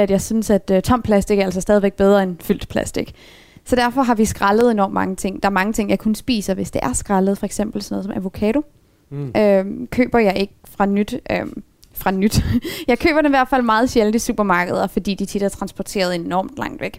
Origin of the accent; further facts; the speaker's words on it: Aalborg, North Jutland, Denmark; Der var en lang periode, hvor der ikke var en løsvægtsbutik heroppe i Aalborg, og der tror tror jeg var den eneste Aalborgenser, der købte pasta i København.